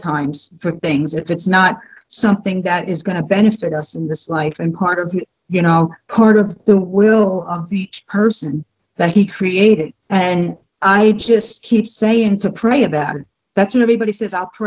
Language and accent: English; Jersey City, New Jersey, United States; moved away as an adult; I was born and raised Catholic in New Jersey, in Jersey City